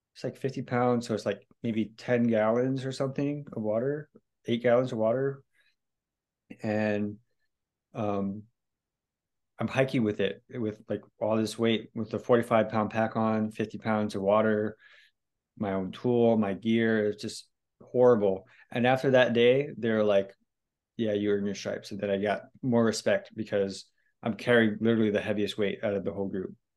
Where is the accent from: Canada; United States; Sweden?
United States; Hawaii; moved away as an adult; also born or lived in California / Thailand; I'm just Hawaiian kid